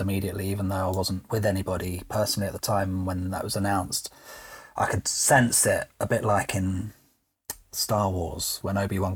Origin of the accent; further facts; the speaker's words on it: United Kingdom; I'm British